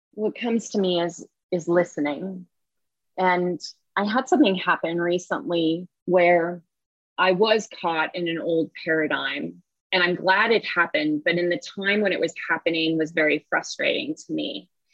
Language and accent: English; the Bay Area, California, United States; moved away; I grew up in the Bay Area